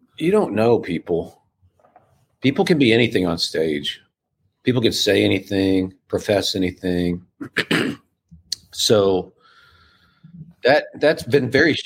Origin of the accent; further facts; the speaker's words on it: Midwest, United States; I'm from the Midwest, and my dad was a pastor of small town churches, and so we grew up with the Bible